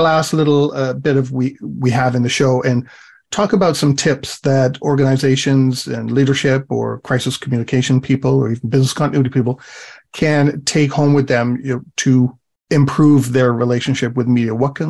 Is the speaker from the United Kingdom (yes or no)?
yes; England, United Kingdom; I'm from England.